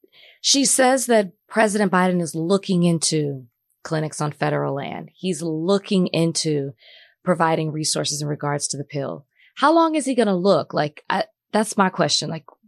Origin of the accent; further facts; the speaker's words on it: Texas, United States; I'm from Texas.